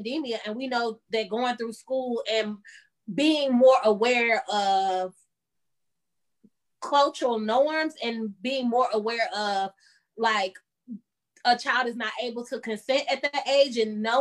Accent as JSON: {"language": "English", "region": "Michigan", "country": "United States", "said": "I'm from Michigan. And Michigan is like maybe an hour from Chicago"}